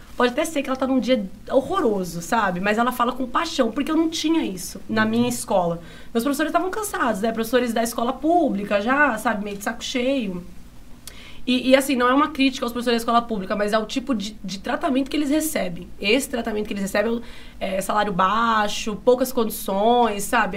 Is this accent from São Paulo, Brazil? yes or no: yes; Bariri, São Paulo, Brazil; now in Araraquara, Brazil; a minha infância aqui em Bariri eu, eu, digo assim, que na verdade todo o meu processo de formação enquanto pessoa se deu na escola.